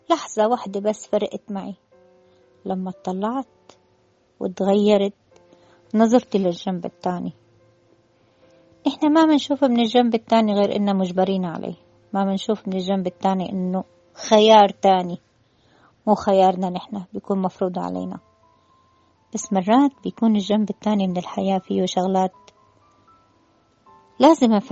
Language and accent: Arabic; Damascus, Damascus Governorate, Syria; now in Alexandria, Egypt; تعرفوني أنا من الشام من الشام يعني دمشق ودمشق ما فيها بحر وأنا بحب البحر كتير